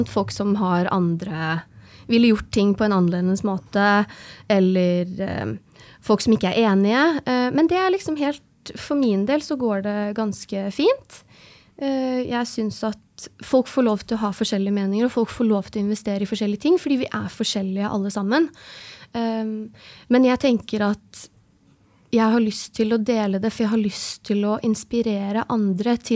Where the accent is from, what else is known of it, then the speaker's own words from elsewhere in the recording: Oslo, Norway; also born or lived in Tromsø / Trondheim; Jeg er født og oppvokst i Oslo. Jeg har um, gått, studert i Tromsø, en bachelorgrad i maskiningeniør. Og så har jeg studert i Trondheim, en mastergrad i maskiningeniør.